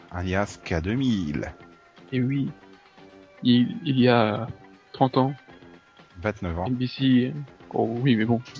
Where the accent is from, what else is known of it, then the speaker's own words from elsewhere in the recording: France; je suis français